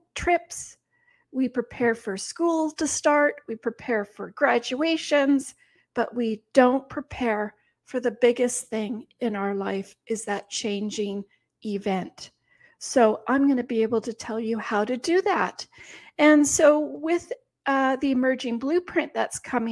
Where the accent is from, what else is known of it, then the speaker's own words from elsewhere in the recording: Canada; we're Canadian